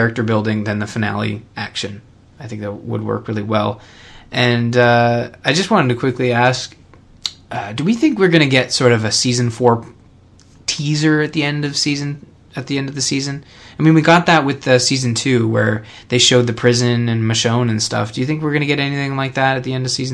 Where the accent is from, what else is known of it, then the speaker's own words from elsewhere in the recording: Canada; I'm Canadian.